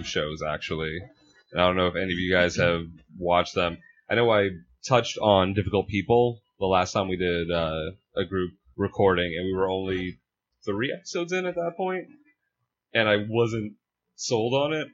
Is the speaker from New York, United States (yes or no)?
yes; Long Island, New York, United States; I grew up on Long Island